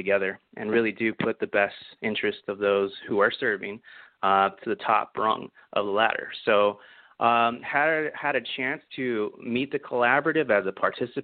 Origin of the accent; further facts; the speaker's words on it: San Diego, California, United States; growing up in San Diego